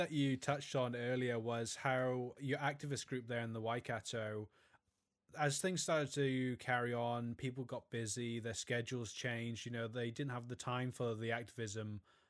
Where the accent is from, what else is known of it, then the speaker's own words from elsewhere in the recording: Wales, United Kingdom; Yeah, I'm originally from Wales, although I don't sound like the Welsh boy who I used to be anyway.